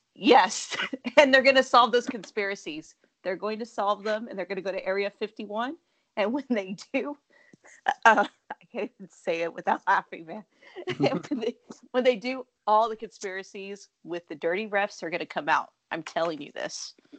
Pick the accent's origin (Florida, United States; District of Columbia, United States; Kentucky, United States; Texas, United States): Texas, United States; born or raised there